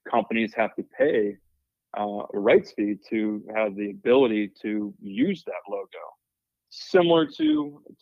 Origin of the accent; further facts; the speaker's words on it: Nashville, Tennessee, United States; moved away as an adult; also born or lived in Murfreesboro, Tennessee; now in West Virginia, United States; I'm a Nashville, Tennessee native